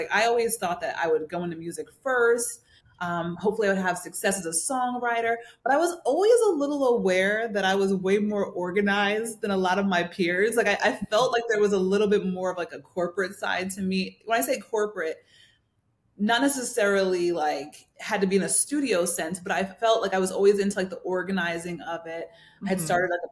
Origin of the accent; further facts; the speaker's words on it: New Jersey, United States; also born or lived in New York; I grew up in New Jersey, born in New York, raised in New Jersey